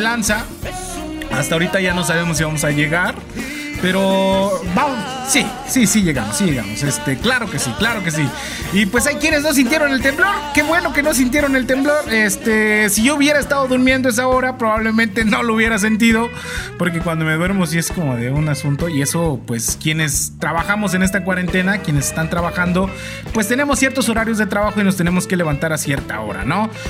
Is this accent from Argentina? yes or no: no; Mexico; cómo somos las mexicanas y los mexicanos